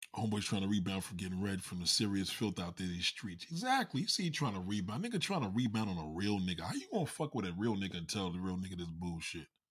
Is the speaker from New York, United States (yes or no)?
yes; New York City, New York, United States; raised out here in Staten Island